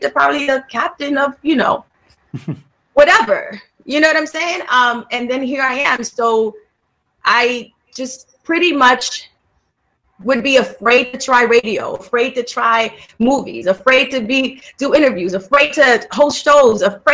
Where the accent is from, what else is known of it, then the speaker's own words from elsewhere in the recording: New York, United States; I'm from Harlem